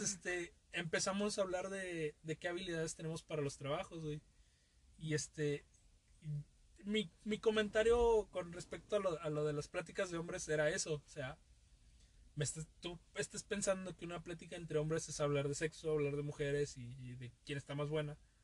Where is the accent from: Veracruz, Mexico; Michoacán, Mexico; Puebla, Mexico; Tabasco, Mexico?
Veracruz, Mexico; yo vengo de Veracruz